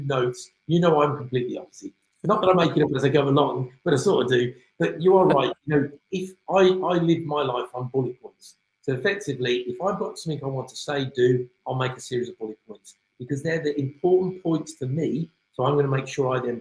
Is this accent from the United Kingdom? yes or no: yes; United Kingdom; you can tell by my accent, I'm from the UK